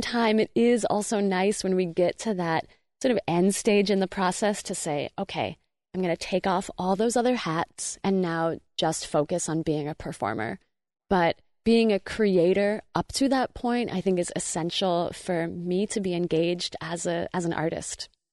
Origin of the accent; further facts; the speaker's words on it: outside of Seattle, Washington, United States; now in Portland, United States; growing up outside of Seattle, I feel like I saw and heard and thought about slugs a lot more than I do in Portland